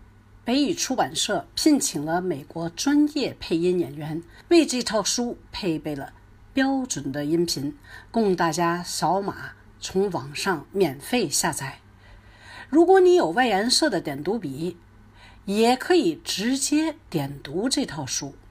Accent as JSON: {"language": "Chinese", "country": "Canada", "said": "来自加拿大的英语教学专家、儿童文学作家"}